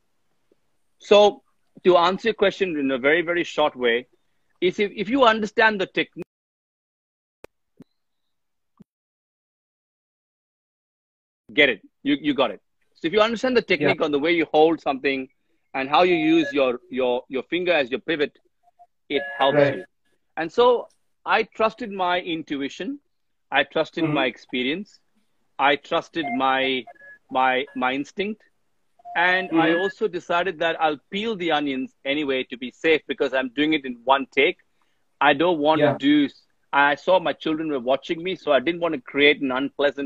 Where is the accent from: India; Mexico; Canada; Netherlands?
India; now in Australia; when I was growing up in India